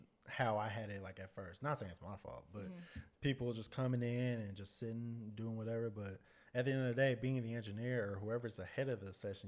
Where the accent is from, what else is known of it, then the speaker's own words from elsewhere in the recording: Dallas, Texas, United States; I'm from Dallas.